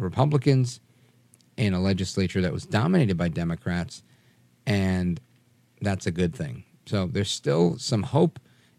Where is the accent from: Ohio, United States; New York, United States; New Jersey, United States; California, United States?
New York, United States; accent: New York; sometimes people can hear my New York accent, but most of you can't.